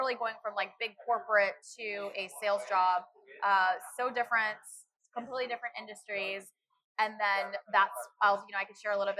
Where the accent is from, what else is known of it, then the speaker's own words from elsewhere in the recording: Dallas, Texas, United States; moved away as an adult; also born or lived in Chicago, Illinois; now in Orlando, United States; So I was actually born in Chicago, grew up in Dallas